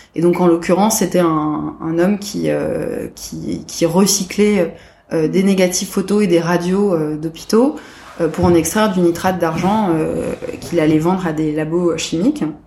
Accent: Paris, Île-de-France, France; je suis née euh, à Paris en 1985

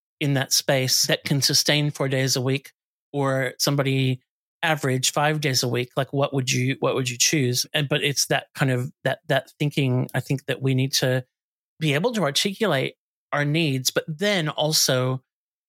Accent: United States; moved away; I grew up in the States

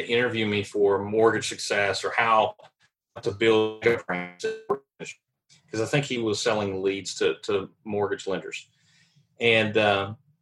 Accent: Nashville, Tennessee, United States; moved away as an adult; also born or lived in Charlotte, North Carolina; move back home because I'm originally from Nashville

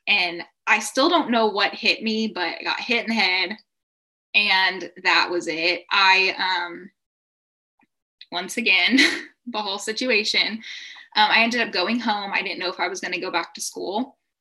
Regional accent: Texas, United States; I'm from Texas in the US

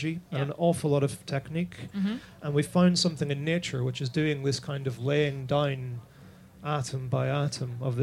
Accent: Ireland; as an Irishman

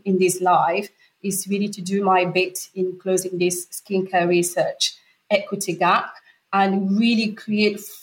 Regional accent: Normandy, France; moved away; also born or lived in Cameroon; I am French. I was born on the French side of Cameroon in Central Africa, raised in the Normandy, and I've moved around quite a bit

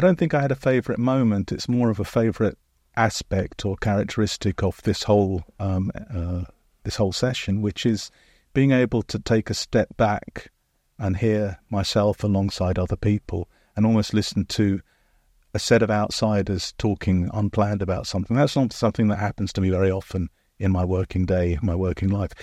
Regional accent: United Kingdom; especially as a Brit

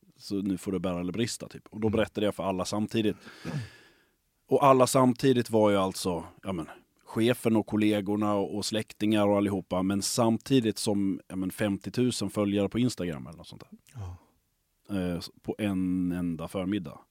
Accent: Lund, Skåne, Sweden; moved away as an adult; also born or lived in Stockholm / Gothenburg; jag är uppvuxen i Lund. Jag har så att säga flyttat tillbaka hem igen ja, efter att ha varit borta under väldigt lång tid eh, uppe i Stockholm och i Göteborg

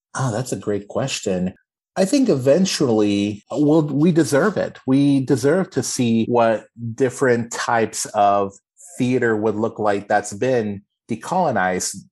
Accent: Austin, Texas, United States; I am born and raised in Austin, Texas

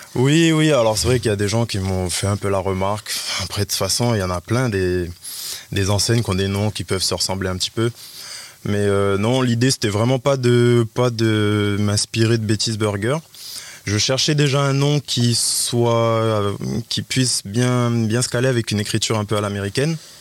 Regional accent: Nouméa, South Province, New Caledonia; also born or lived in Plum, New Caledonia; j'ai grandi à Ploum, j'ai grandi à Ploum, je suis arrivé sur Nouméa hum, à l'âge de 7 ans. Voilà, hein, je fais l'école, j'habitais à Magenta, j'étais à l'école Albert Perrault, ensuite au collège Porte de Fer

